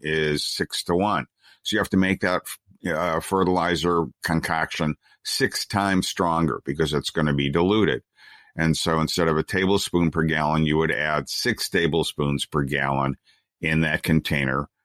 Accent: United States; we're an American, we're Americans

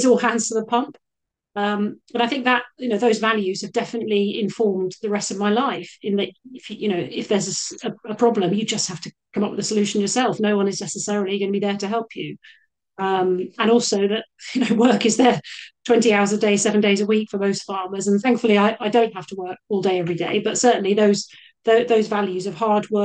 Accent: Cornwall, South West England, United Kingdom; I grew up in Cornwall, so it was an upbringing very much based on the outside, the seaside

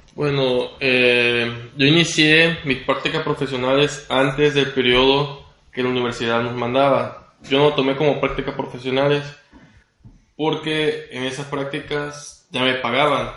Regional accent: Cárdenas, Tabasco, Mexico; also born or lived in Villahermosa, Mexico; soy originario de Cárdenas, Tabasco

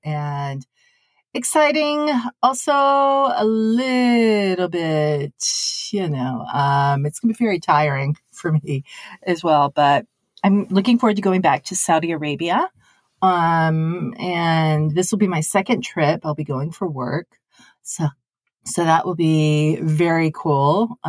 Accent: Tokyo, Japan; October was always so fabulous for me growing up in Tokyo because, one, the weather was getting a little bit cooler.

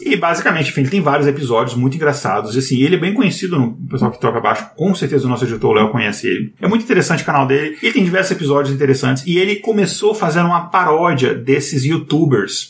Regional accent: Brazil; a gente é brasileiro

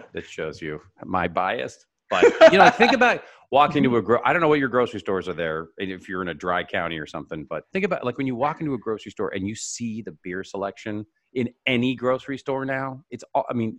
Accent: Seattle, Washington, United States; Red Hook up in Seattle, my hometown

